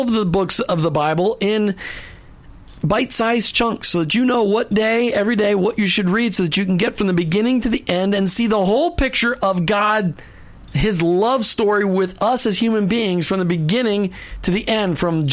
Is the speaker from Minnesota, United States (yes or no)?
yes; Minneapolis, Minnesota, United States; moved away; I grew up in Minneapolis, and I became a Christ follower in 79